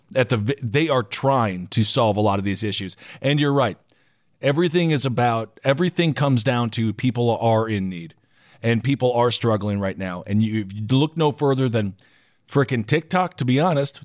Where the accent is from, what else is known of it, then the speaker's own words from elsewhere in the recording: Wisconsin, United States; So I grew up in Wisconsin